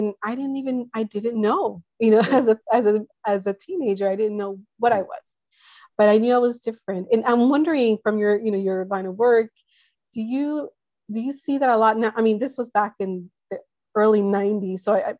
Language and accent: English; United States; also born or lived in central Mexico; being first generation here, that I was not aware of until I think I was in middle school when I went to Mexico, central Mexico, to live with some family there for the first time. I had always identified as Mexican.